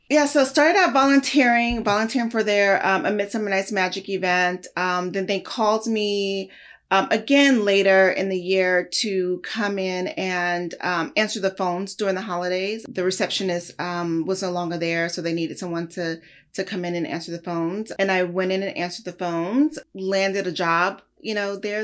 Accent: Los Angeles, California, United States; also born or lived in Lubbock, Texas; raised here in Los Angeles, in South Central

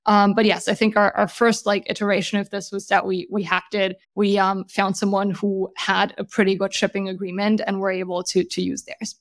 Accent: Germany; moved away as an adult; also born or lived in Switzerland; now in San Francisco, United States; I, uh, was born and raised in Germany

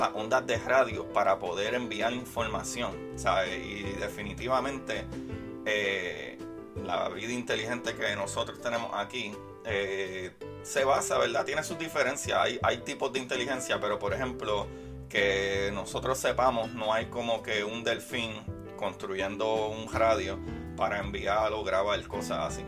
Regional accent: Puerto Rico; yo soy puertorriqueño y somos latinos

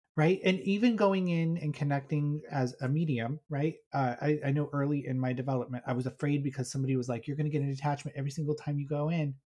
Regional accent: Colorado, United States; I'm from Colorado

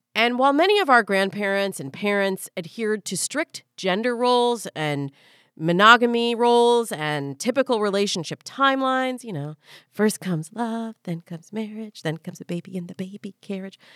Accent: Midwest, United States; I'm a Midwesterner forever

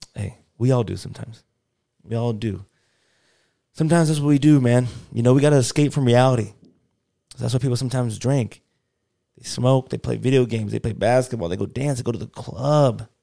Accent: United States; I'm from America, I live in America

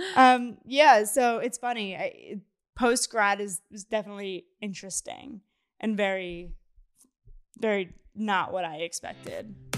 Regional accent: Philadelphia, Pennsylvania, United States; moved away as an adult; now in New York City, United States; I'm from Philly

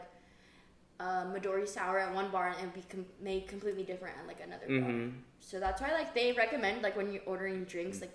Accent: Hawaii, United States; moved away as an adult; I'm from Hawaii

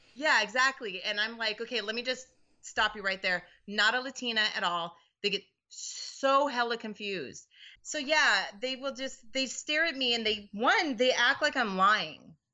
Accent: Seattle, Washington, United States; moved away as an adult; also born or lived in Boston; now in California, United States; I come from Seattle originally, moved to Boston for college, had some kids while I was there and, uh, moved to California.

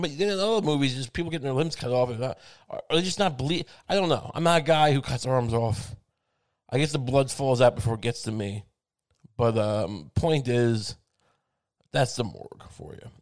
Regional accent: Long Island, New York, United States; I grew up on Long Island where the food was seasoned

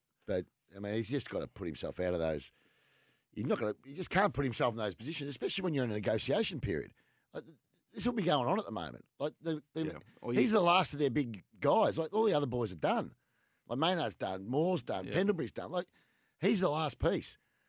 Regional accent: Australia; Yeah, well, of course I did. I'm Australian.

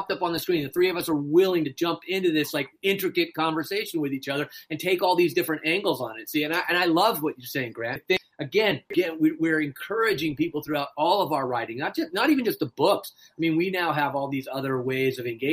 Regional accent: Newport Beach, California, United States; I'm from California too. I'm from Newport Beach.

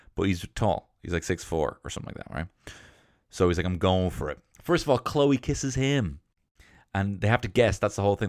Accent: England, United Kingdom; I'm English

